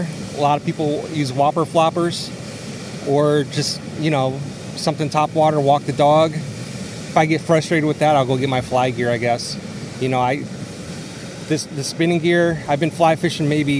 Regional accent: North Ridgeville, Ohio, United States; I'm from right outside of Cleveland, Ohio, in North Ridgeville

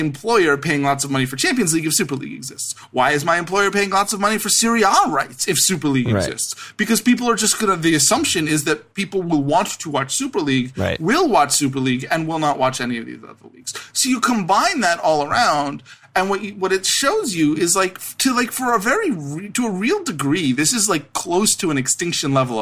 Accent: United States; I'm an American and because I grew up with American sports

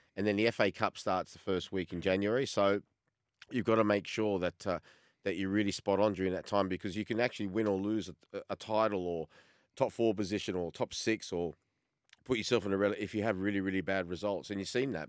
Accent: Australia; moved away as an adult; Growing up in Australia, I'm a little bit older than both of yous, uh, in, especially in the, in the eighties, say, before I left

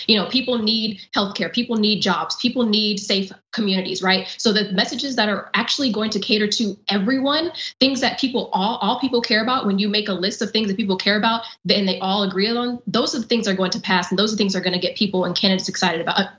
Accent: South Carolina, United States; I'm from South Carolina

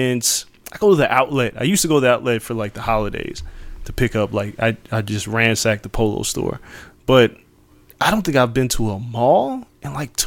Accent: Las Vegas, Nevada, United States; I used to kick it at the mall growing up in Vegas at the Meadows Mall

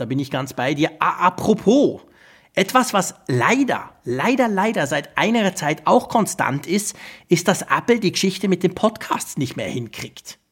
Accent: Switzerland; Bei uns in der Schweiz, also ich sage das jetzt trotzdem, obwohl ich im Moment ja noch in Holland sitze

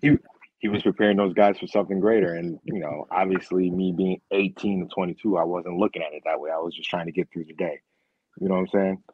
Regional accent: Rochester, New York, United States

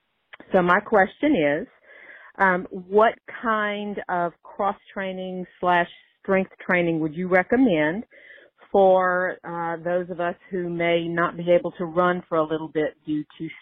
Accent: Louisiana, United States; since I'm from Louisiana, I should say love y'all.

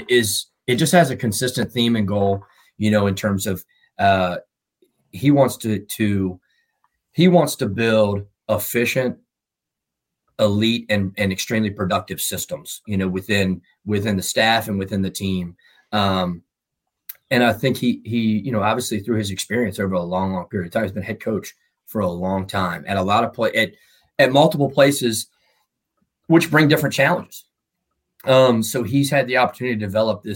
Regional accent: Virginia, United States; moved away as an adult; also born or lived in North Carolina / Louisiana; now in Baton Rouge, United States; I'm from Virginia

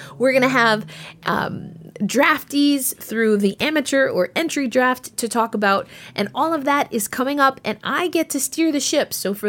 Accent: New York, United States; I'm from New York. I'm a New Yorker.

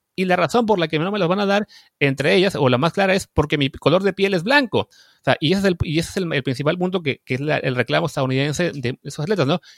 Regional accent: Mexico

